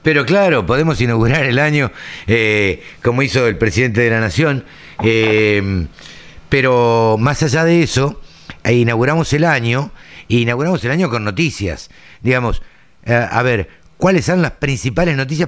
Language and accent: Spanish; Maipú, Buenos Aires Province, Argentina; por Maipú, por mi pueblo.